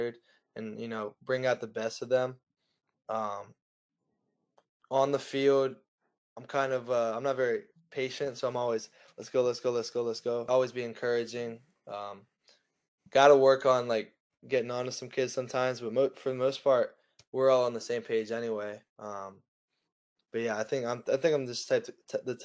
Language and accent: English; United States; I'm a white guy from America.